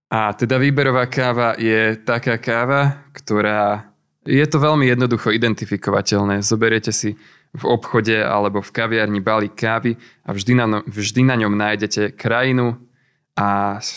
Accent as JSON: {"language": "Slovak", "town": "Hurbanovo", "region": "Nitra Region", "country": "Slovakia", "said": "A my sme si pražiareň založili priamo v Hurbanove, keďže som z Hurbanova."}